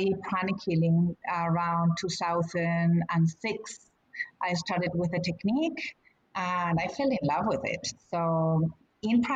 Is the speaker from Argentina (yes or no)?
yes; Argentina; now in United States; we were coming with a family to the States. I'm from Argentina.